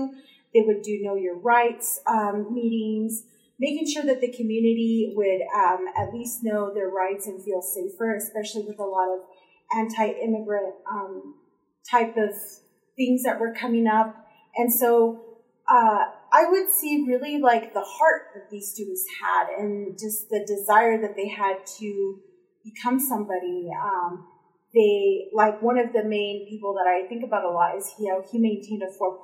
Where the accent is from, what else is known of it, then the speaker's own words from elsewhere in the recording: Texas, United States; moved away as an adult; now in Idaho, United States; When I first got here to Idaho, I came from Texas.